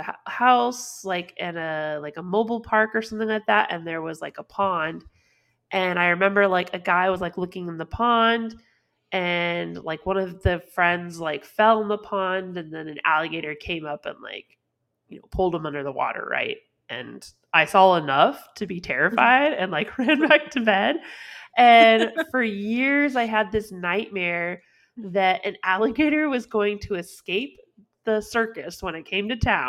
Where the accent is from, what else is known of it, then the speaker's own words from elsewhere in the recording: California, United States; Like we grew up in California